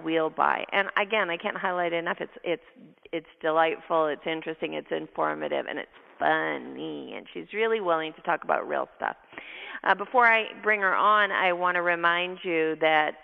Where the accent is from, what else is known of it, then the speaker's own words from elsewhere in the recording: Canada; I'm Canadian. I have an accent